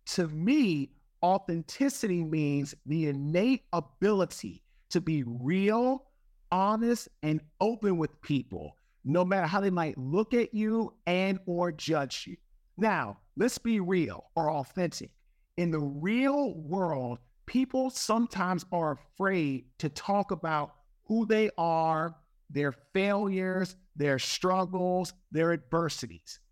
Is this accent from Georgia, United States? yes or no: no; Washington, District of Columbia, United States; I'm from Washington, D C. I went to Saint John's College High School